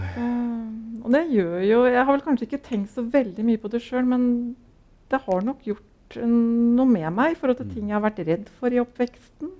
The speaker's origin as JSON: {"language": "Norwegian", "town": "Larvik", "region": "Vestfold", "country": "Norway", "tie": "born or raised there", "also_born_or_lived": "Oslo", "moved": "as an adult", "said": "Jeg er født og oppvokst uh, i Larvik"}